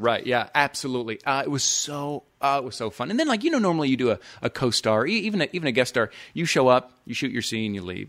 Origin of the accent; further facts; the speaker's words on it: Houston, Texas, United States; moved away as an adult; also born or lived in Dallas; now in Los Angeles, United States; Houston, born and raised in Houston, lived Dallas